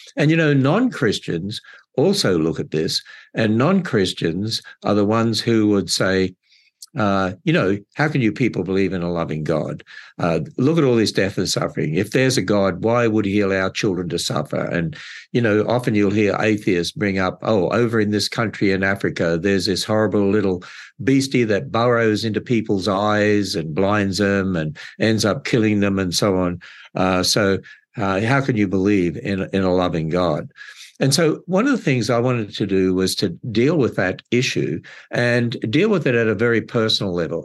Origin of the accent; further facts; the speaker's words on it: Australia; moved away as an adult; also born or lived in California; now in Northern Kentucky, United States; I'm originally from Australia